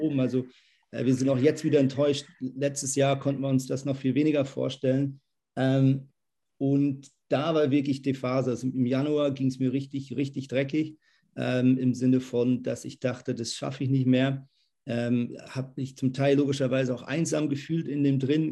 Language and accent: German; Lemgo, North Rhine-Westphalia, Germany; moved away as an adult; now in Zürich, Switzerland; Ich bin aber in Lemgo-Brake aufgewachsen, das ist in der Nähe von Bielefeld